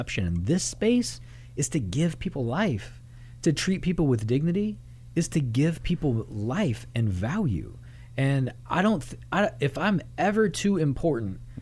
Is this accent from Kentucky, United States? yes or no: yes; Louisville, Kentucky, United States; also born or lived in Miami, Florida; I grew up here off the backside of Churchill Downs in Louisville, Kentucky